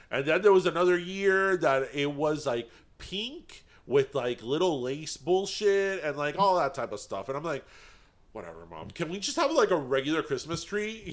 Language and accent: English; Miami, Florida, United States